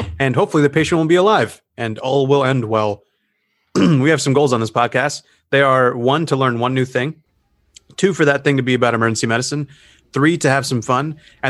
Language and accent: English; Florida, United States; No. I don't think so. I'm from Florida.